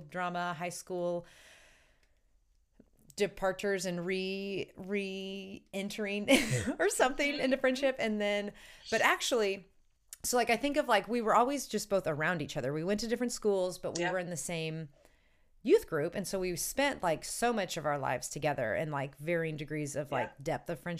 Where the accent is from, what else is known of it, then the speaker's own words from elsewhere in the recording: St. Louis, Missouri, United States; I was born and raised in St. Louis